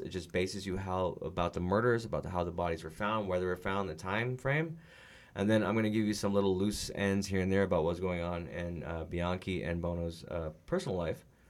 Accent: California, United States; now in Arizona, United States; I'm from California

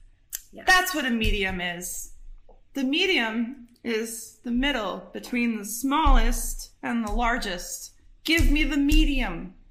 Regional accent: Michigan, United States; I grew up in Michigan, but I had like family in New York State, not in like Manhattan area

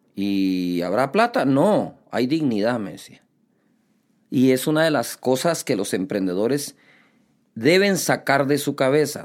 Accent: Guatemala City, Guatemala Department, Guatemala; nací aquí en Guatemala

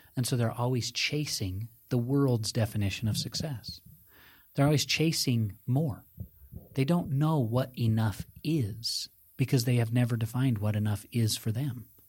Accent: Park City, Utah, United States; where I was raised in Park City, Utah

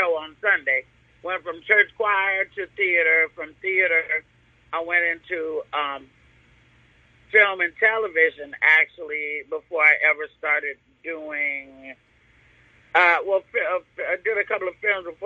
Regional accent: Oakland, California, United States; also born or lived in Tillet, Arkansas; now in Los Angeles, United States; Never raised in North Carolina. Raised in the Bay Area

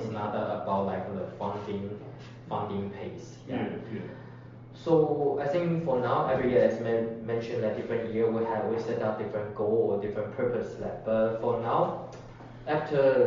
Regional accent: Taiwan; small and medium-sized university in Taiwan, in my hometown

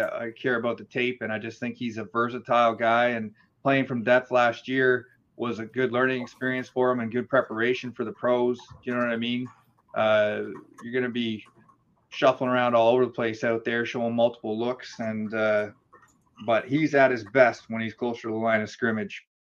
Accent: the Maritimes, Canada; I grew up in the Maritimes out east in, in Canada

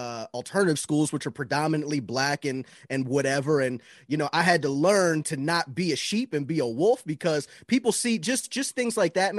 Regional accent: Florida, United States; Florida, man.

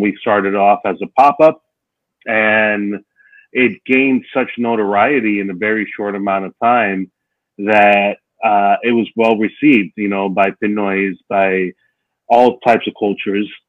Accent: New York City, New York, United States; I'm from Dominican wait, Republic, and I was oh. born oh. and raised in New York City.

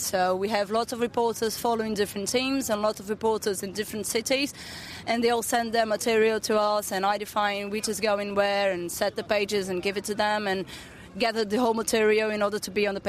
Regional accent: Brazil; here in Brazil

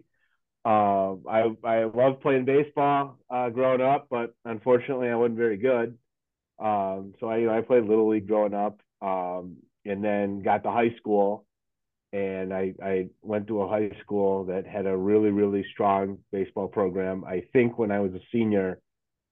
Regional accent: Lake Zurich, Illinois, United States; also born or lived in Chicago; I grew up in Lake Zurich, which is a northwest suburb of Chicago. So I actually was born in the city, and then my family moved out to the suburbs when I was, very, very young

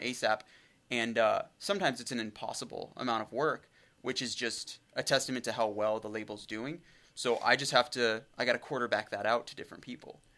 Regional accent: Brush Prairie, Washington, United States; I grew up in an incredibly small town and it's I mean, I'm, I'm from the area, but I grew up in Brush Prairie

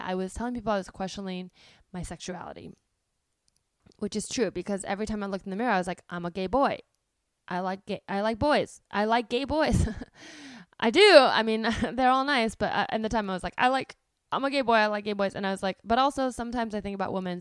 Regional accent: Palo Alto, California, United States; I grew up in Palo Alto, which is, um, a town in the Bay Area

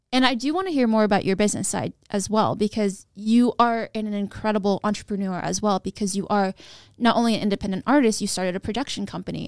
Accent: Sacramento, California, United States; I grew up in Broderick, California, which is a suburb, which is a small neighborhood in Sacramento

